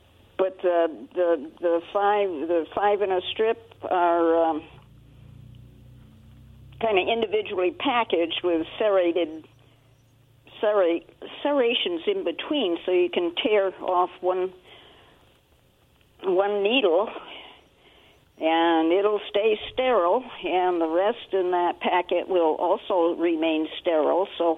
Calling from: Benton City, Washington, United States; Oh, if you're still got me on hold … from Benton City.

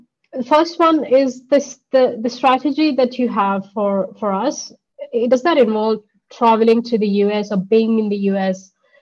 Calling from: Melbourne, Victoria, Australia; I'm coming from Australia, Melbourne, today.

